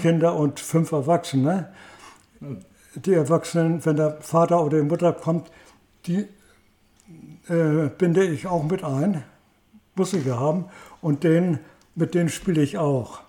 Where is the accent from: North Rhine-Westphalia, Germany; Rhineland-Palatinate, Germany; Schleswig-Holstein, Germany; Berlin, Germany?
Schleswig-Holstein, Germany; Heide; in Heide. Ich, ich, das ist mein Geburtsort und meine Heimatstadt